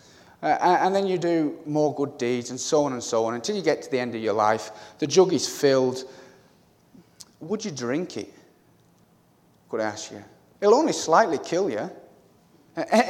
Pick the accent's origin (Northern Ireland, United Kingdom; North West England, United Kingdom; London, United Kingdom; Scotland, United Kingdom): North West England, United Kingdom; Cumbria; moved away; I'm originally from Cumbria, near the Lake District